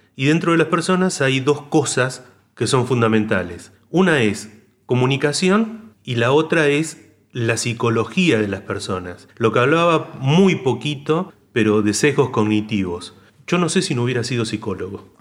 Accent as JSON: {"language": "Spanish", "region": "northern Santa Fe", "country": "Argentina", "said": "yo soy del norte de Santa Fe, soy santafecino"}